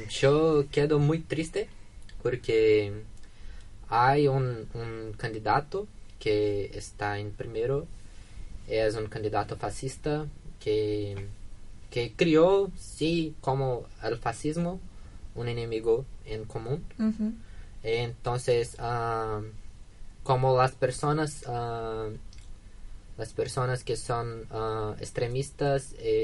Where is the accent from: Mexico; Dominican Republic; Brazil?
Brazil; Lavras, Minas Gerais; Spanish is a second language; moved away as an adult; now in Argentina; yo soy de Labras, Minas Gerais, Brasil